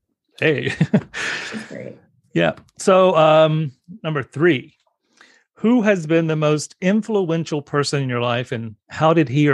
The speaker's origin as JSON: {"language": "English", "region": "South Carolina", "country": "United States", "tie": "born or raised there", "said": "I grew up in South Carolina. That's not the little known fact, but I grew up in South Carolina."}